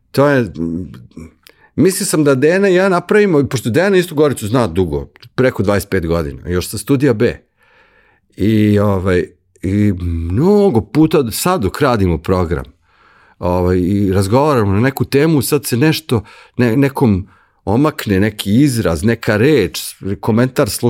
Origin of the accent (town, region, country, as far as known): Serbia